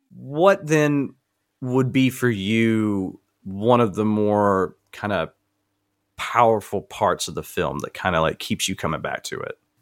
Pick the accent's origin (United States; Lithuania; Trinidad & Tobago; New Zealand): United States; the South; I grew up in the South